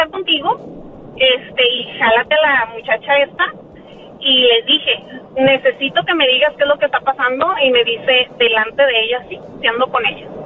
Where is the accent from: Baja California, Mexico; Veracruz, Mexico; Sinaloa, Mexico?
Baja California, Mexico; Mexicali; ¿de dónde soy? Oh, Mexicali.